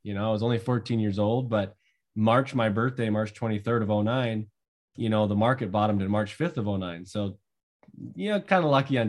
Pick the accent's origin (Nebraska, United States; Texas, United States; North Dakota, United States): North Dakota, United States; So 27, I grew up in North Dakota, basically dead center up towards the Canadian border, family farm, six siblings, including myself.